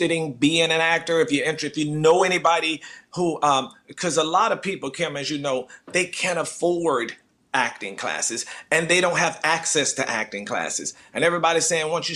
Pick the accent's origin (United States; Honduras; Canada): United States; North Carolina; moved away; I'm from North Carolina